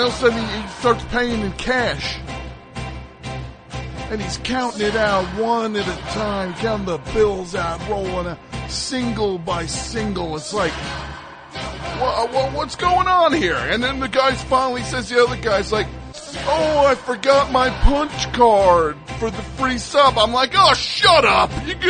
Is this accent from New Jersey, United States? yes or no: yes; New Jersey, United States; Shut up. I'm from Jersey. It's not even a thing.